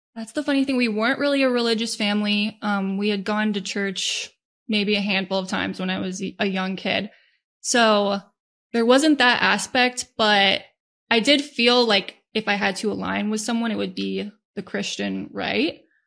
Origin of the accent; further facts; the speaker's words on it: Northern Virginia, United States; I was born and raised in Northern Virginia